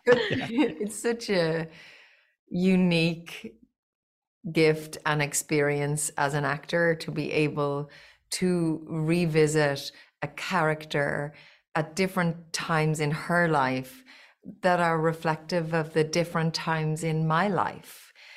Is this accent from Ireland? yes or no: yes; Ireland; I grew up in Little Old Ireland